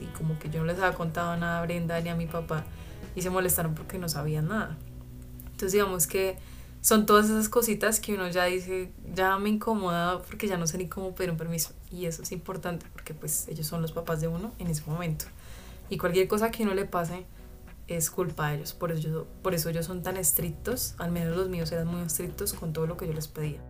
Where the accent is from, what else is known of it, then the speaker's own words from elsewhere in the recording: Melgar, Tolima, Colombia; yo iba a la iglesia en Melgar, que es de donde yo vengo.